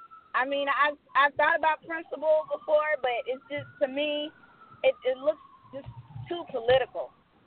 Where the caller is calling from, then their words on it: Georgia, United States; I'm calling from Georgia.